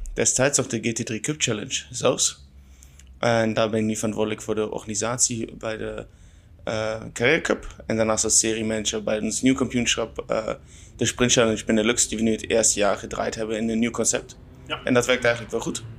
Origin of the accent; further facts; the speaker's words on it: Germany; Dutch is a second language; moved away; ik kom oorspronkelijk uit Duitsland, dus dat ga je wel horen.